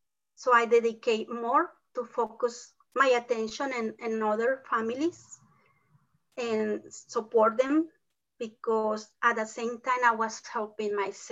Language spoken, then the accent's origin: English; Mexico; first language Spanish; English is a second language; moved away as an adult; also born or lived in Oklahoma, United States; now in Oklahoma City, United States; I came from Mexico with a tourist visa.